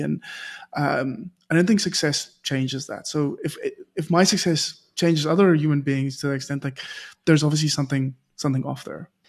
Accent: South Africa; a South African

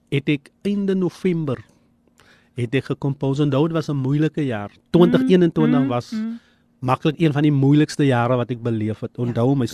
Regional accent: Eerste River, Western Cape, South Africa; Maar ek is van Eesterivier en ek kom sommer krag nou in die studio.

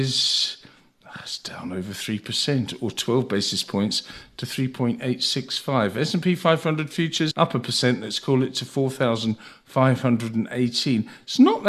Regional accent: United Kingdom; moved away as an adult; now in Cape Town, South Africa; I'm British

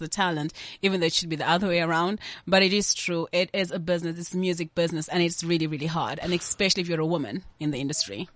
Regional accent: South Africa

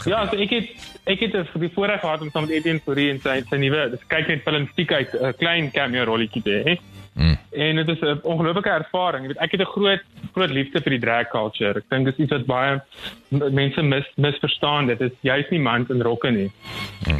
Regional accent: Upington, Northern Cape, South Africa; moved away; ek het ek het groot geword in Appington, baie konservatief groot geword

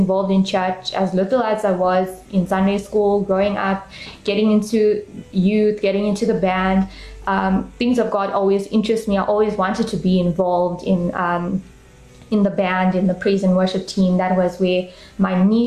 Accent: Durban, KwaZulu-Natal, South Africa; I grew up in Durban, South Africa, and I'm still currently living there.

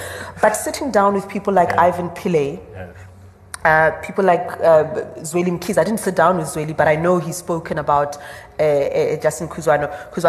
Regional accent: South Africa; I felt that I managed, as a South African citizen, as a woman, to articulate a final rebuke to Jacob Zuma before he left.

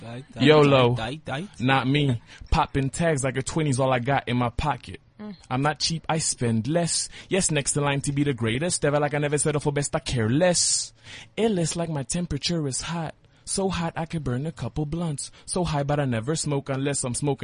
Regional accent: Johannesburg, Gauteng, South Africa; I'm from Joburg, Randburg, Ferndale. That's my hood.

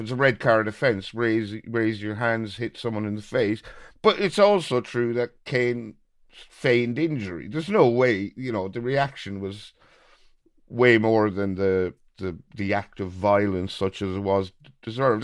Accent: Birr, County Offaly, Ireland; a fella from my hometown of Borough

